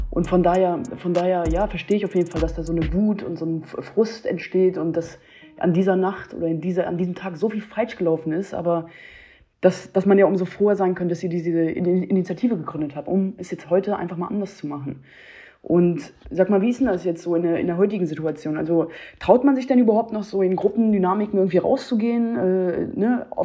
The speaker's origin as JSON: {"language": "German", "town": "Hanover", "region": "Lower Saxony", "country": "Germany", "said": "ich kenne das aus Hannover, ich bin aus Hannover, ich meine, das ist auch ein Dorf irgendwo an sich."}